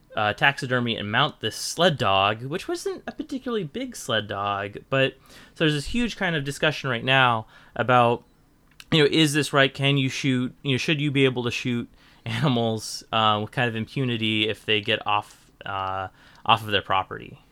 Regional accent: Portland, Oregon, United States; I grew up in Portland

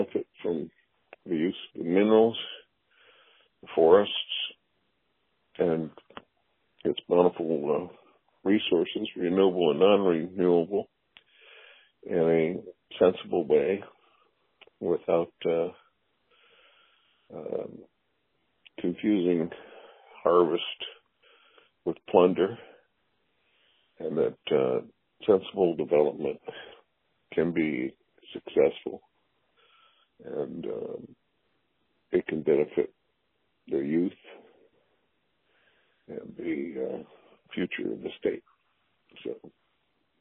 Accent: Alaska, United States; Born and raised in Alaska, born in the territory

